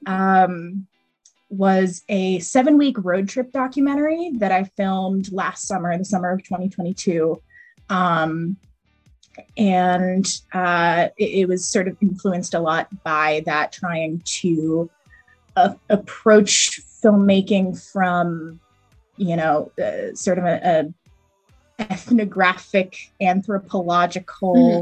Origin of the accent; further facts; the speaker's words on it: East Coast, Northeast, United States; I grew up in the East Coast, sort of northeastern small suburb.